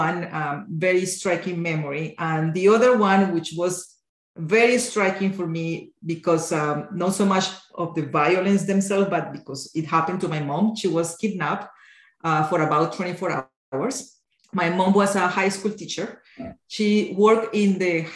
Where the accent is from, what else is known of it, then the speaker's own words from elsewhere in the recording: Colombia; moved away as an adult; now in Canada; I grew up in Colombia, I was born in the 70s, but the 80s and 90s was when I was in my teenager years.